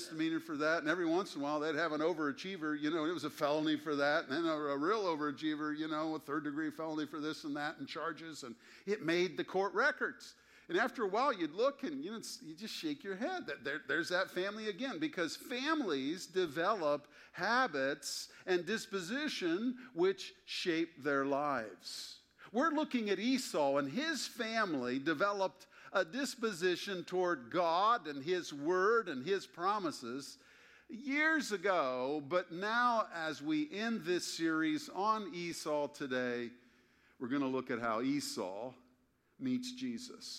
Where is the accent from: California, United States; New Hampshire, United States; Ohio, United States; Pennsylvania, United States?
Ohio, United States; Springfield; born or raised there